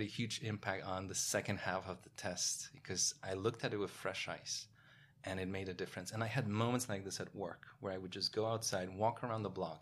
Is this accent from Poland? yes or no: yes; Poland; moved away as an adult; also born or lived in Paris, France; now in New York, United States; being born in Poland in nineteen eighties during communism, growing up in Poland